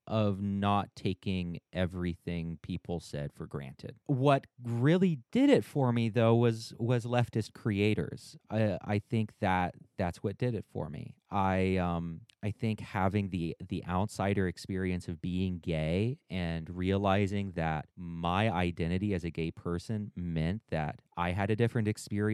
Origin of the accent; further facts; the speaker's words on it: North Carolina, United States; I'm a Southerner. I'm here in North Carolina, raised in an ultra conservative family